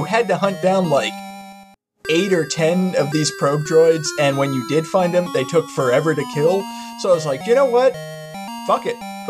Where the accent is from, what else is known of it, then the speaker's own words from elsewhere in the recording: St. Augustine, Florida, United States; I'm from St. Augustine